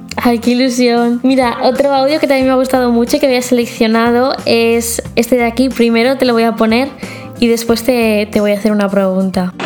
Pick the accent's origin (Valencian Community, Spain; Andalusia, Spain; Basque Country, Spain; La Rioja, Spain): Valencian Community, Spain; Elche; soy de Elche